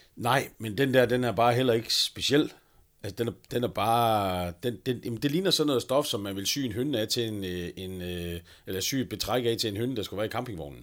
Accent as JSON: {"language": "Danish", "area": "North Jutland", "region": "North Denmark Region", "country": "Denmark", "said": "jeg er nordjyde"}